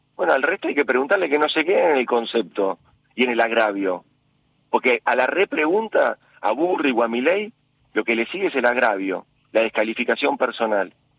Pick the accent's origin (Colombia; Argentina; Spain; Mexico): Argentina